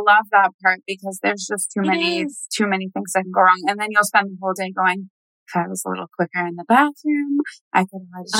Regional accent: Franklin, Tennessee, United States; a church in my hometown, yes. Franklin, Tennessee.

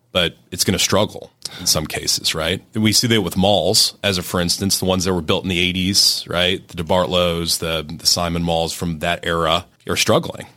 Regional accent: Pittsburgh, Pennsylvania, United States; accent: Yinzer

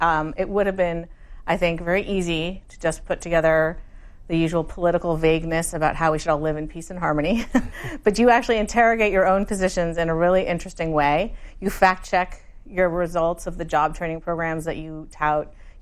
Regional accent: Palo Alto, California, United States; I grew up in Palo Alto, which is not your district, but a few miles away.

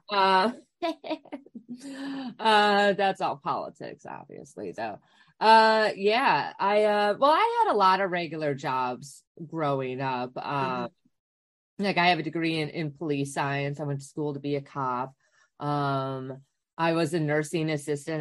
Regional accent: Wisconsin, United States; I grew up in Wisconsin

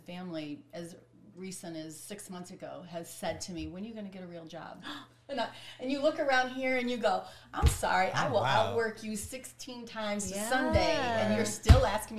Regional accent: Ohio, United States; moved away as an adult; also born or lived in Los Angeles; I was born and raised in Ohio

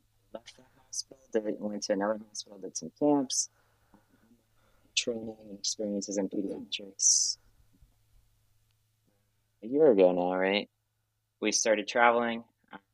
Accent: Connecticut, United States; I'm from Connecticut. And I worked in Connecticut

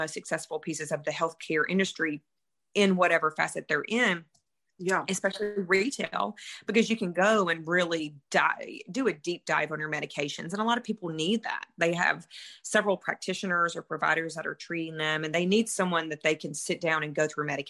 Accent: Mississippi, United States; moved away; I am from Mississippi originally. Hence the accent

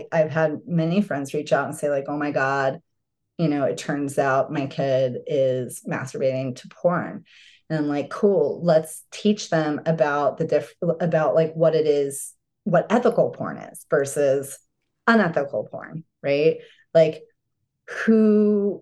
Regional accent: Arizona, United States; I grew up in Arizona.

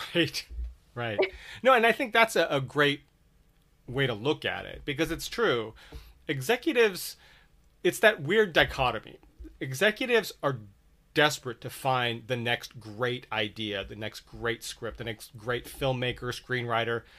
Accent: Redondo Beach, California, United States; I grew up in in Redondo Beach

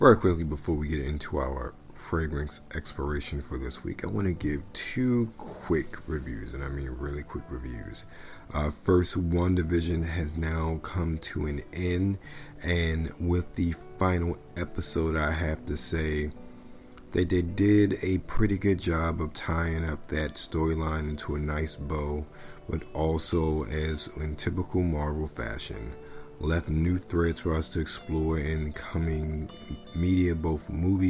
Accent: Maryland, United States; moved away; I'm from Maryland originally

